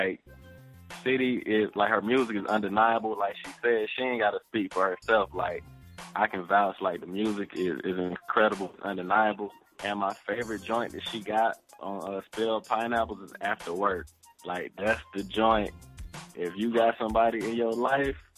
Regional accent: Atlanta, Georgia, United States; I'm from Atlanta

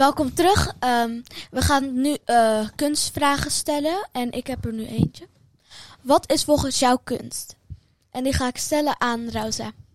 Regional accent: Utrecht, Netherlands; ik kom uit Utrecht

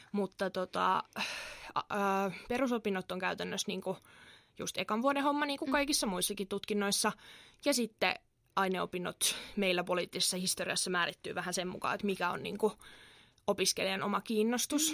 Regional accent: Kerava, Uusimaa, Finland; moved away as an adult; now in Turku, Finland; mä oon itse Keravalta kotoisin

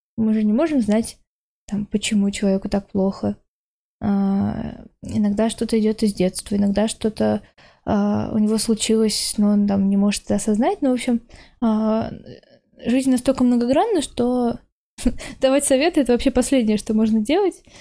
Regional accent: Naberezhnye Chelny, Tatarstan, Russia; moved away as an adult; now in Moscow, Russia; я родом из Челнов, поэтому mm там я была целых 18 лет

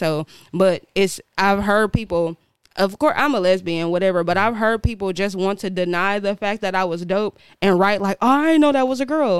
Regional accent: Bermuda; born there; Well, I was born in Bermuda. I was born on the island.

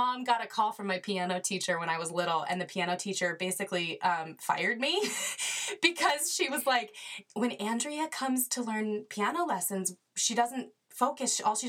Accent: Colorado, United States; moved away as an adult; now in California, United States; I like to share with people that even though I'm based in California, I was born and raised in Colorado. So I'm a Colorado girl through and through.

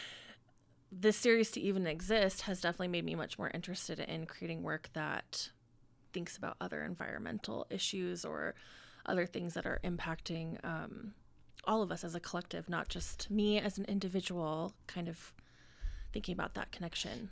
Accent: Ogden, Utah, United States; moved away as an adult; also born or lived in Colorado; now in Salt Lake City, United States; I'm from here, I grew up in Ogden

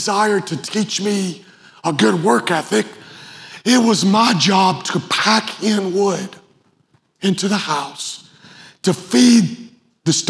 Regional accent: Western Kentucky, United States; I grew up in Western Kentucky.

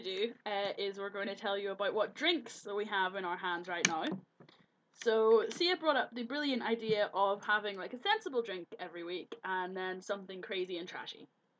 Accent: Belfast, Northern Ireland, United Kingdom; now in Glasgow, United Kingdom; I'm originally from Belfast, as I'm sure you can all tell. And now I live in Glasgow.

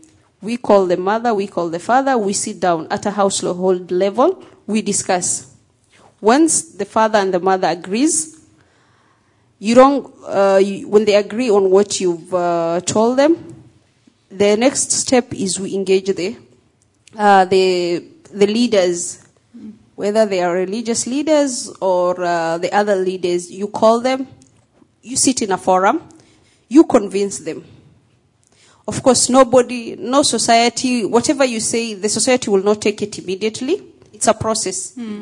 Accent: Somalia; People like me. I come from the Somali community.

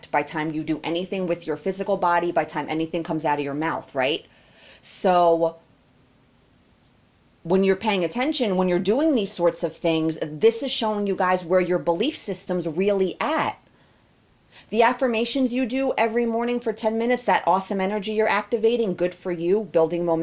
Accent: United States; Me as an American

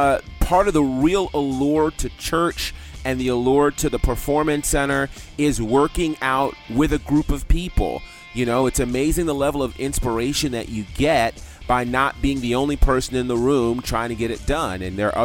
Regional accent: Northeast, United States; growing up in the Northeast

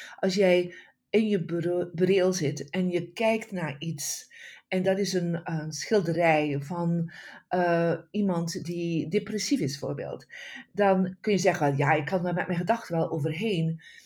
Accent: Bruges, Flanders, Belgium; now in California, United States; ik ben oorspronkelijk van België, van een prachtig stadje uh, Brugge in West-Vlaanderen.

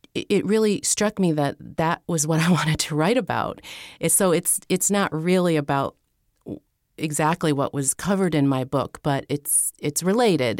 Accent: Pennsylvania, United States; moved away as an adult; also born or lived in San Francisco; I was staying in my hometown in Pennsylvania at the time

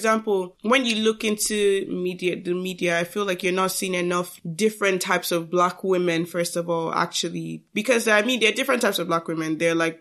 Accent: Nigeria; we are Nigerian.

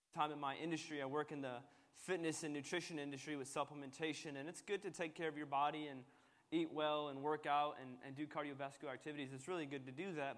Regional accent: United States; i was born in America, so I'm Palestinian American

